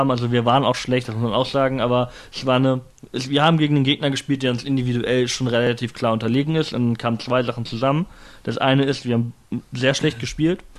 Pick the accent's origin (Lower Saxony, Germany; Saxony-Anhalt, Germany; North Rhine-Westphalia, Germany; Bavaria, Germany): Lower Saxony, Germany; Hildesheim; born there; Hey, wie redest du über meine Geburtsstadt, ja?